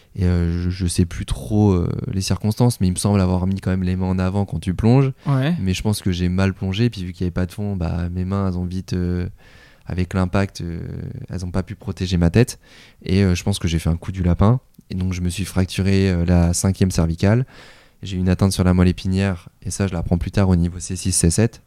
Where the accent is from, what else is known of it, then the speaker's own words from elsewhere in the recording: Tours, Centre-Val de Loire, France; moved away as an adult; also born or lived in Golfe-Juan / Nice; je suis originaire de Tours